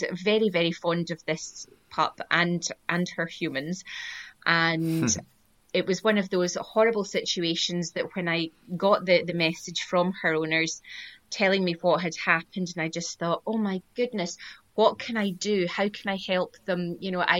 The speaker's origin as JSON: {"language": "English", "town": "Glasgow", "region": "Scotland", "country": "United Kingdom", "tie": "born or raised there", "also_born_or_lived": "Cape Cod, United States", "said": "I'm from Glasgow in Scotland, born and bred, and I used to live in Cape Cod in the USA as well when I was a student"}